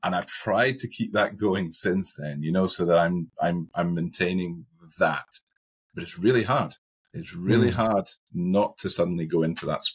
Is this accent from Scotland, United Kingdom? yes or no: yes; Scotland, United Kingdom; I live in one part of Scotland and I work in another part of Scotland. So on a Friday night, I go back to my hometown